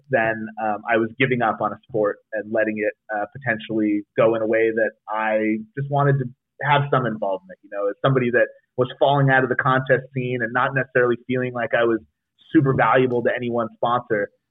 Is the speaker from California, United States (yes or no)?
yes; South Lake Tahoe, California, United States; I rode at Heavenly for a long time growing up in South Lake Tahoe